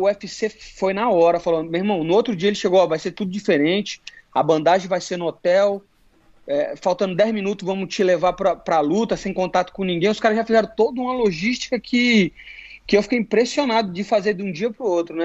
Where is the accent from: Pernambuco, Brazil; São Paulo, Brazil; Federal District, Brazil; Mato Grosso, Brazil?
Federal District, Brazil; Brasília; moved away as an adult; now in Florida, United States; nasci em Brasília